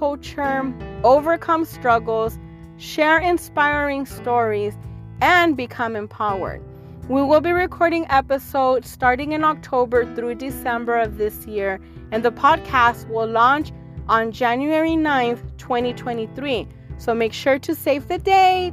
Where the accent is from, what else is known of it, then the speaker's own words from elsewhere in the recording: Houston, Texas, United States; I am born and raised here in the U.S. in Houston, Texas